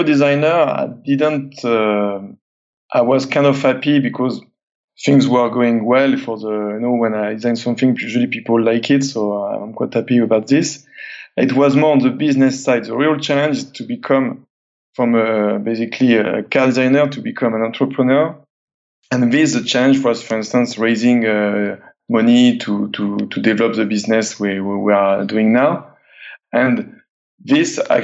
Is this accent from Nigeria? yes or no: no; south of France, France; living in this very small area in the south of France. And it's kind of mountainous road